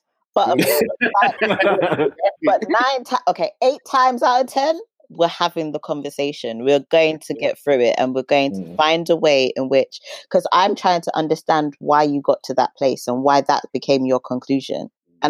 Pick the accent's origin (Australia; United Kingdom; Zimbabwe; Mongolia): Zimbabwe; I'm Zimbabwe.